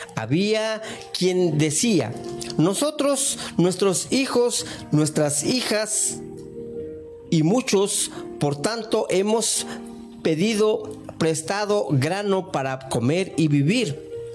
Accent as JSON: {"language": "Spanish", "country": "Mexico", "tie": "born or raised there", "said": "cuando era niño, allá en México"}